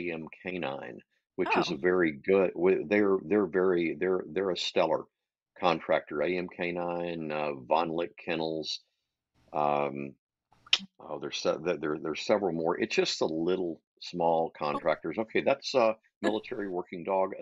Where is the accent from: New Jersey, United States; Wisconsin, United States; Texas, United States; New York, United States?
Texas, United States; moved away as an adult; now in Thousand Oaks, United States; I'm from Texas, but I live in Thousand Oaks, California